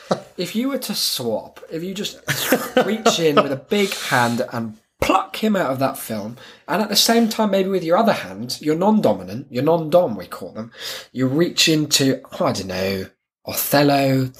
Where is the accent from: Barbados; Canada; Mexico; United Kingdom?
United Kingdom; Cheshire, North West England; And I was born in Cheshire.